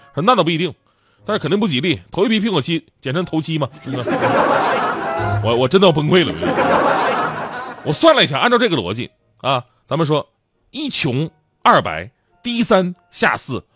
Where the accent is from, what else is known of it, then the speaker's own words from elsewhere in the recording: China; 作为中国人